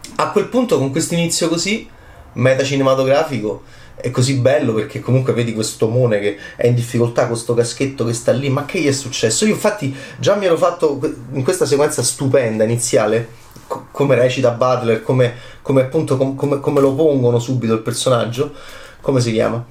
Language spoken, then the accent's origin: Italian; Italy; da italiano, ovviamente da analista italiano